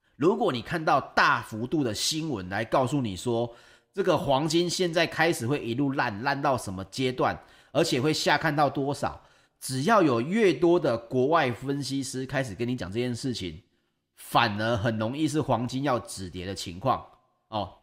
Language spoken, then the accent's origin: Chinese; Taiwan; 就像我们台湾人